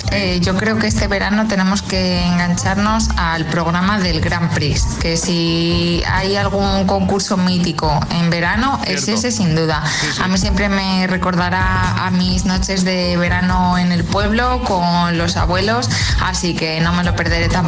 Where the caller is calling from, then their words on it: Madrid, Community of Madrid, Spain; de Madrid